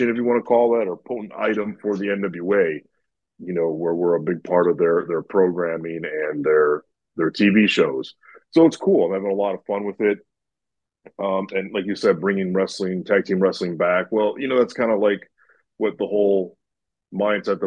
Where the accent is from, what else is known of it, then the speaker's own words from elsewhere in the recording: Chicago, Illinois, United States; moved away as an adult; I'm from the Chicagoland area. I don't reside there anymore, at least for the last several years I haven't